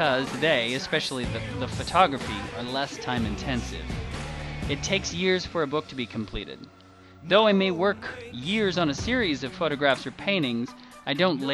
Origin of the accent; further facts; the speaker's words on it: Richland and Seattle, Washington, United States; moved away; also born or lived in Kansas / Georgia; I was born in Kansas. I grew up in Richland and Seattle, Washington. Then the family relocated down to Georgia